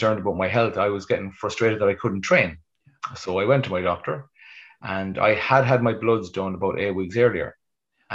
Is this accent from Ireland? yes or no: yes; Westport, Connacht, Ireland; I'm passing through my hometown of Westport